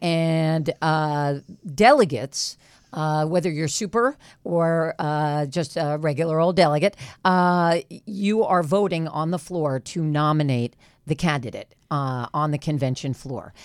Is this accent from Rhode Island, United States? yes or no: no; West Hollywood, California, United States; I'm from West Hollywood, California